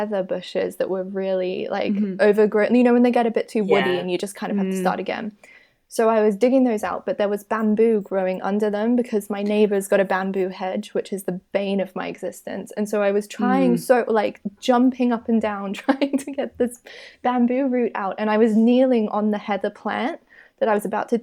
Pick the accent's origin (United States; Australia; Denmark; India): Australia; moved away; I'm from Australia.